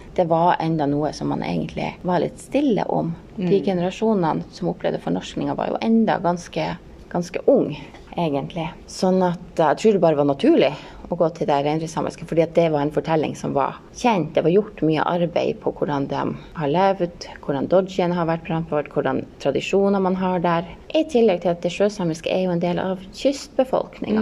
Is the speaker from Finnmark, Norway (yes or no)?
yes; Hammerfest, Finnmark, Norway; moved away; er jeg jo her fra Hammerfest